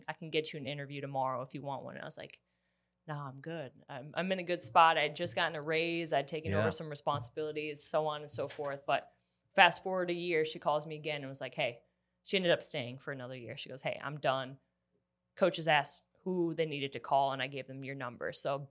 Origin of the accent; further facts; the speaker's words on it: Wisconsin, United States; now in Columbia, United States; I grew up in Wisconsin, so I'm like a Midwest girl through and through.